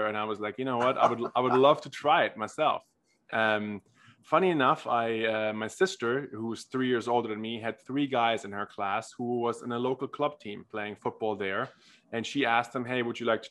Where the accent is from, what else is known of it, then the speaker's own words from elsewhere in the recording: Germany; moved away; I grew up in Germany, tried almost every sport there is to try forcefully, as every German boy